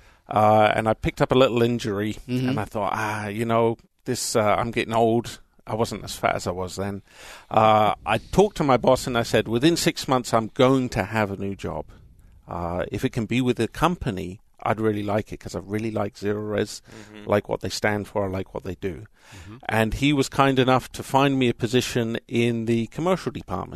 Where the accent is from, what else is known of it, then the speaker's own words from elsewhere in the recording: Southampton, South East England, United Kingdom; accent: English; now in United States; I'm actually from Southampton in England